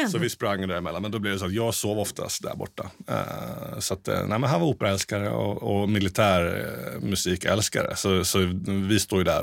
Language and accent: Swedish; Småland, Sweden; now in Stockholm, Sweden; Men jag ville hem och jag är ändå smålänning.